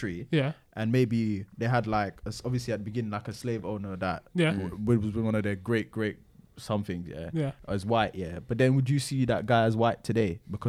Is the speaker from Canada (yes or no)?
no; Jamaica; I'm Jamaican by nationality